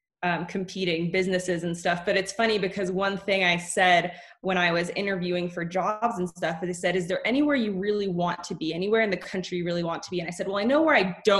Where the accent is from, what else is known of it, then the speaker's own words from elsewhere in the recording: Oakland, California, United States; we were raised in Oakland